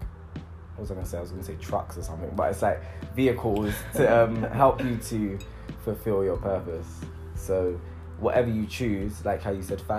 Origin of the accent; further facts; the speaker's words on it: London, United Kingdom; I'm from East London.